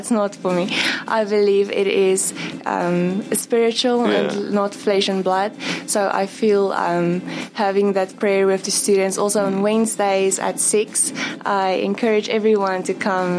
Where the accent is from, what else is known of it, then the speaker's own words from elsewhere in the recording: Bloemfontein, Free State, South Africa; I'm from Bloemfontein.